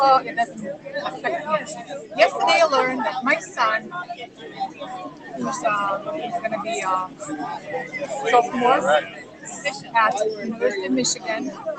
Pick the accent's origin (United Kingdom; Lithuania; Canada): Lithuania; now in United States; I'm from post-Soviet Lithuania.